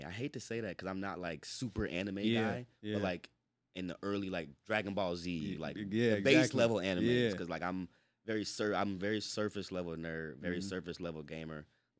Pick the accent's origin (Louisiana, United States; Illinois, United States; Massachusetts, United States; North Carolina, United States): North Carolina, United States; moved away as an adult; now in Tacoma/Seattle, United States; Yeah. Born and raised in North Carolina.